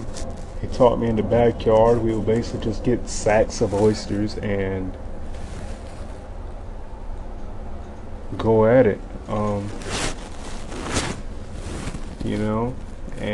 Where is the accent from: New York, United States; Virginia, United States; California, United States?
Virginia, United States; Eastern Shore of; now in Washington, DC area, United States; I'm from the Eastern Shore of Virginia, but now I live near DC, right outside of DC